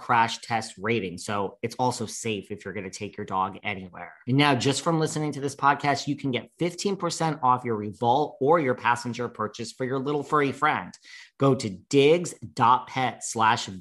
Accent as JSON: {"language": "English", "region": "New York", "country": "United States", "said": "I'm a New Yorker"}